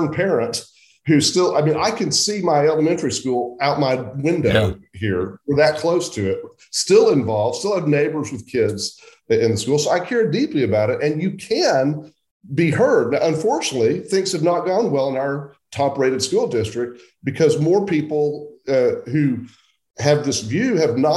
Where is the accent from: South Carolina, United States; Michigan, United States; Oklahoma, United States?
Oklahoma, United States; a suburb of Oklahoma City, Central; I grew up in Central Oklahoma. I was born in 1961